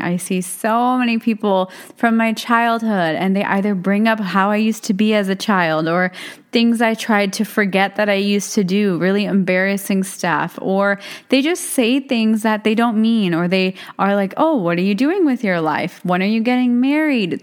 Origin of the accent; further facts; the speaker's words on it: United States; also born or lived in India; I'm born and raised in America